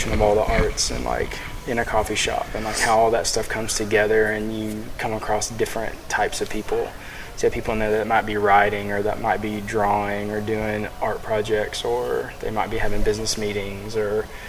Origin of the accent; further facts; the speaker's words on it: North Little Rock, Arkansas, United States; I grew up in North Little Rock